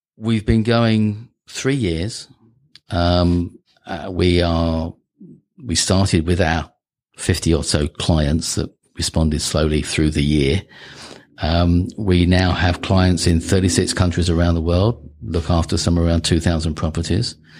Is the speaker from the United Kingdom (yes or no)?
yes; United Kingdom; moved away; I'm British.